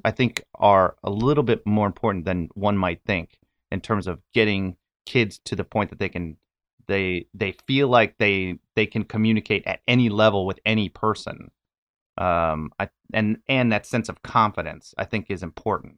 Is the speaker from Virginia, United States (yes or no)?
no; Northern California, United States; moved away; also born or lived in New York; I grew up in Northern California